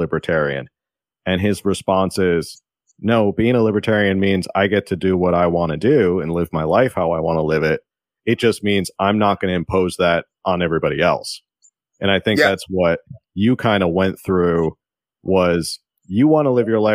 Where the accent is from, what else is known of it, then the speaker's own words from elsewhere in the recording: East Coast, United States; now in San Diego, United States; I'm from the East Coast